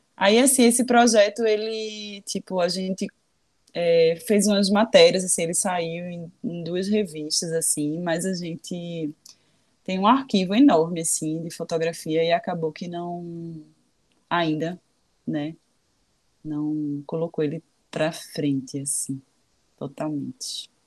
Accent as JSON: {"language": "Portuguese", "country": "Brazil", "also_born_or_lived": "London", "moved": "yes", "said": "eu sou brasileira"}